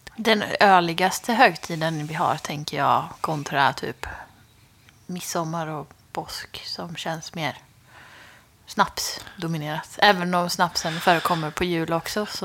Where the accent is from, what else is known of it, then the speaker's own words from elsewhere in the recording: Skara, Västra Götaland, Sweden; moved away; hemma i Skara